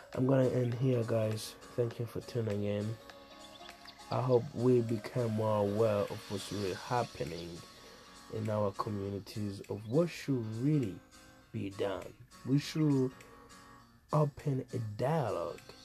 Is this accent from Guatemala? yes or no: no; Burundi; moved away; growing up in Africa, back in Burundi